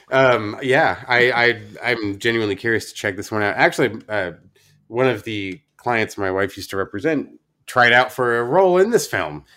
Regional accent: Oregon, United States; my home state of Oregon

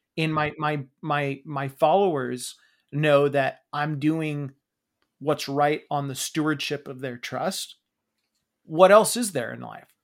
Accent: Pacific Northwest, United States; We grew up in the Pacific Northwest where Starbucks was obviously very, very big

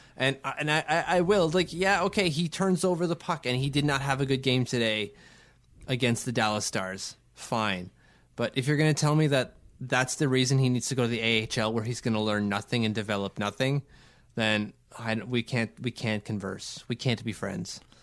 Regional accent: Ottawa, Ontario, Canada; we have a really cool Denny Podvay mural here in, in my, my hometown and Denny Podvay's hometown

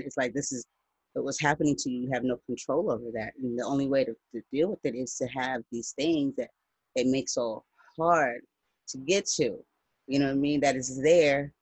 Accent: United States; I'm not from Africa. I'm black. I'm American.

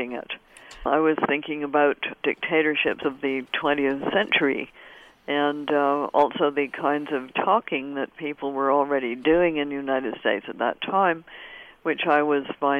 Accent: Canada

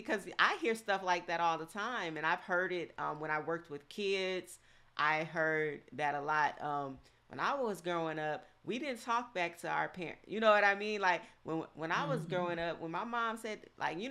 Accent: the South, United States; I grew up in the South

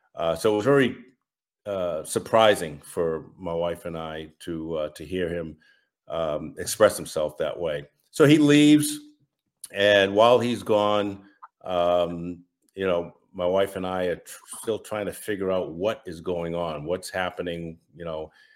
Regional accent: Massachusetts, United States; I'm from Massachusetts, if you can't tell from my accent, and, uh, born and raised

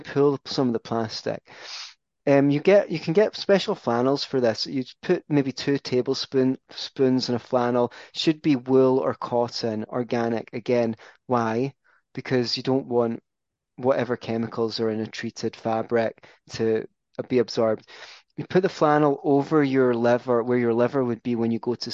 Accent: Scotland, United Kingdom; I'm Scottish

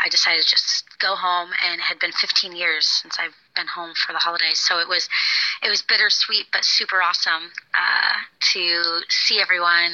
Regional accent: Florida, United States; moved away as an adult; also born or lived in London; I grew up in Florida, so I moved far away

